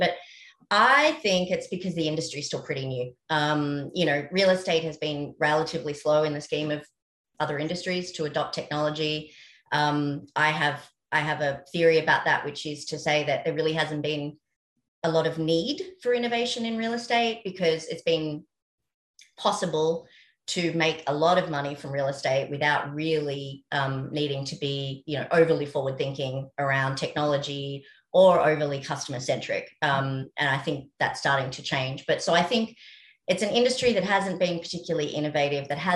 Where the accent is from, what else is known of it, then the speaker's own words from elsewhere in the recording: Australia; accent: Australian; now in New York, United States; we started the company 10 years ago in Australia. You can probably tell by my accent.